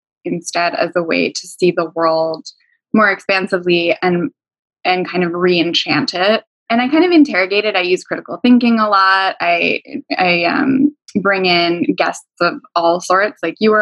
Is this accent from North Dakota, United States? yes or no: no; Pennsylvania, United States; also born or lived in New York / Los Angeles; now in New Jersey, United States; I grew up in Pennsylvania, but I lived in New York and LA and a bunch of other places. And now I live in New Jersey